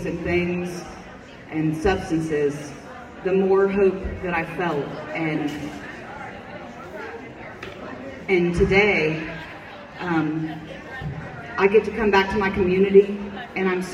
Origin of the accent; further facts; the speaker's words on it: United States; I was born and raised in Benton County